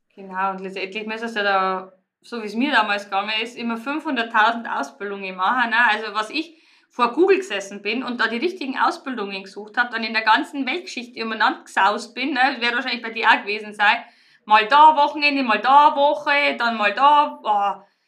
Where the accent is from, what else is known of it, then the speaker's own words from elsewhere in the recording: Riedenburg, Bavaria, Germany; moved away as an adult; ich stamme ja eigentlich ursprünglich aus Riedenburg und da haben meine Eltern das Kristallmuseum erschaffen